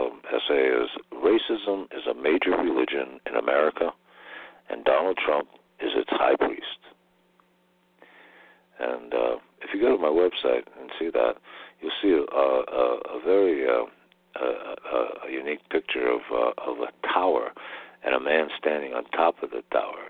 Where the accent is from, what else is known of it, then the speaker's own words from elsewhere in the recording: United States; I was born in the United States